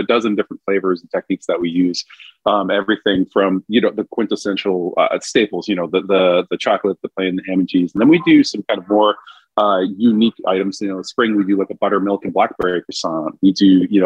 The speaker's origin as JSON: {"language": "English", "region": "Vermont", "country": "United States", "tie": "born or raised there", "also_born_or_lived": "New Orleans, Louisiana", "moved": "as an adult", "said": "growing up in Vermont and rural, you know, dairy farm, moving to downtown New Orleans was quite the culture shock at 19."}